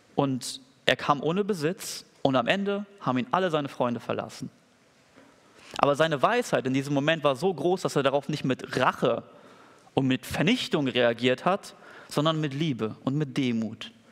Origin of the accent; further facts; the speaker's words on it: Germany; als Deutsche